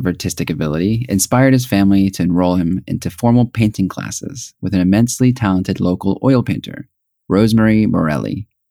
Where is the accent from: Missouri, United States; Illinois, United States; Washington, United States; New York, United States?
Missouri, United States; Springfield; also born or lived in Los Angeles, United States; Originally born in the heart of Los Angeles to parents who immigrated from Korea, I grew up in Springfield, Missouri from the age of 5. Moving to Springfield came with its challenges for me. Being a predominantly white area